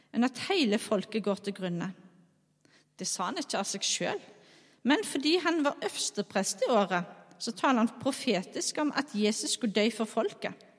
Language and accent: Norwegian; Skjold, Rogaland, Norway; now in Bømlo, Norway; jeg er altså ifra Skjold. Eh, bor på Bømlo.